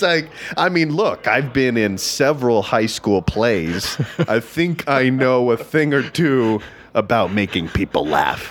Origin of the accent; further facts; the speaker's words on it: Texas, United States; I grew up in Texas